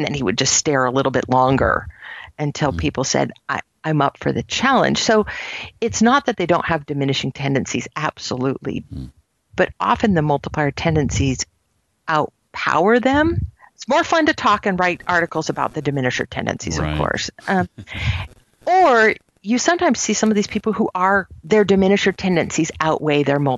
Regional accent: Silicon Valley, California, United States; I grew up in Silicon Valley

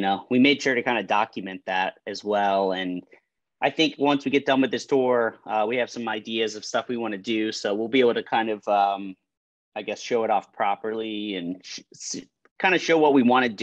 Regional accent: Miami, Florida, United States; also born or lived in Chicago, United States; now in Orlando, United States; I was born in Miami. I lived in South Florida pretty much all my life

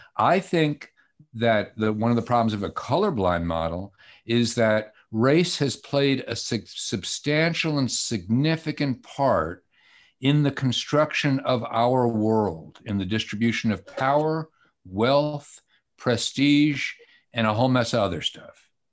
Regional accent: Atlanta, Georgia, United States; also born or lived in Brooklyn, New York; I'm from Atlanta, even though I'm Jewish and born in Brooklyn

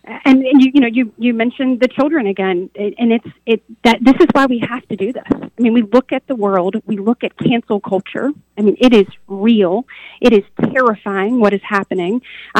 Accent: Enterprise, Alabama, United States; my parents are two small business owners, so I'm from Enterprise, Alabama

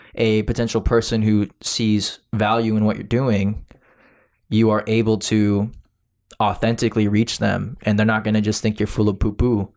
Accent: Florida, United States; I said, "Florida."

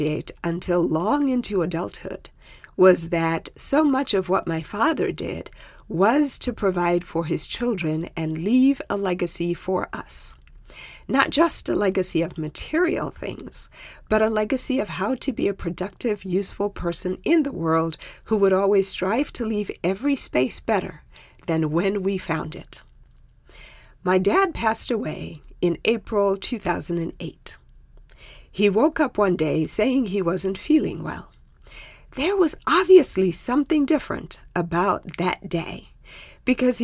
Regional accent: Zimbabwe; first language Shona; English is a second language; moved away; in my native tongue, which is called Shona

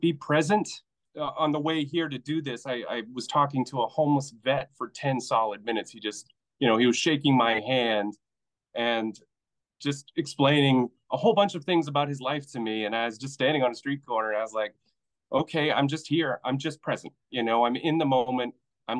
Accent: Maine, United States; We're all from Maine.

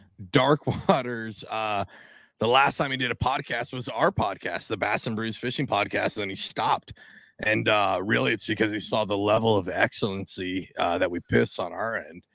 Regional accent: Washington, United States; now in New Jersey, United States; I grew up summers as a kid. I grew up in the Pacific Northwest. I grew up in Washington State.

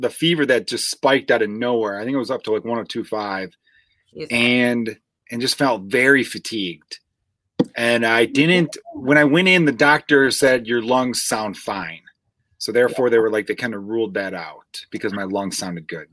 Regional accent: Chicago, Illinois, United States; accent: Chicago; my chicago accent

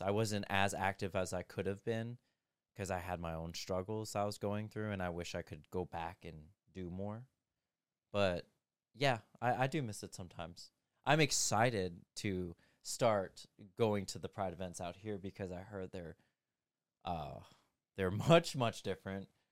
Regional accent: United States; being an American

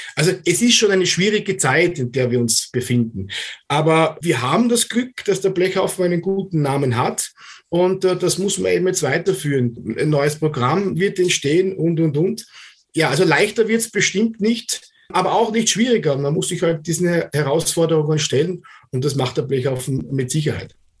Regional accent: Austria; bei uns in Österreich

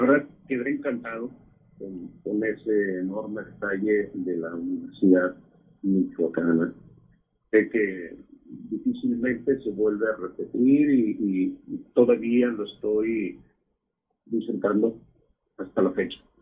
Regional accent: Mexico; now in United States

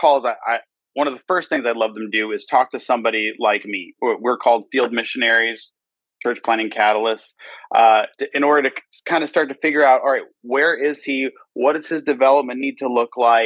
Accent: Detroit, Michigan, United States; now in Pearland, Texas, United States; I grew up in Detroit, Michigan, Independent Baptist Church

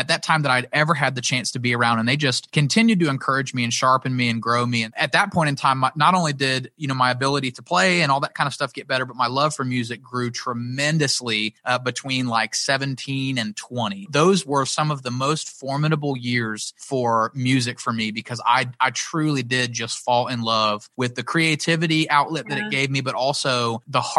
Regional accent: Pensacola, Florida, United States; also born or lived in Nashville; I didn't really have a ton of friends in Pensacola when we moved back from South Florida

